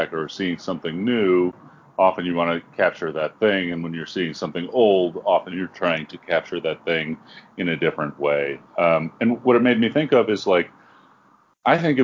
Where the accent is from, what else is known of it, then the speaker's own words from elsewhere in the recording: New York, United States; moved away as an adult; now in Albuquerque, United States; I grew up in New York